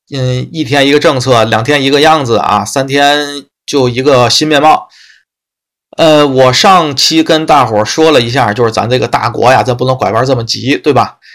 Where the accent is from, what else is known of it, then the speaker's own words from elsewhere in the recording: Tianjin, China; 天津市，啊，嗯，其他城市我，咱这个信息没有过多地去收集什么的，啊，只关注一下天津市，啊，因为是我的家乡嘛